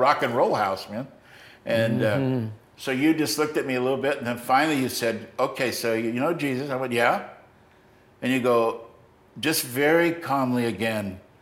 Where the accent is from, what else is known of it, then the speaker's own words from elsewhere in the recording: United States; I'm an American